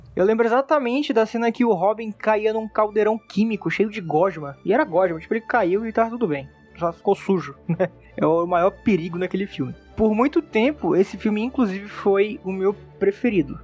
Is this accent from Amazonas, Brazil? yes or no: yes; Manaus, Amazonas, Brazil; sou daqui de Manaus